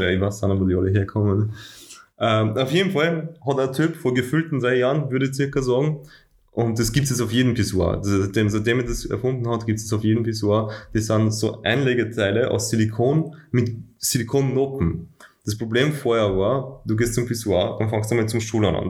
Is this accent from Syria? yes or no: no; Austria; bei uns in Österreich